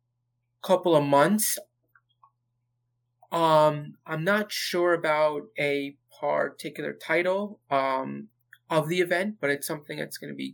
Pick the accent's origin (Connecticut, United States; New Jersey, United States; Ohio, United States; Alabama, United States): New Jersey, United States; born and raised in New Jersey